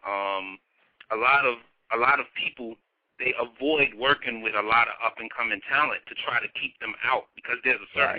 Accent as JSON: {"language": "English", "region": "New York", "country": "United States", "said": "I'm from New York. We're located in New York"}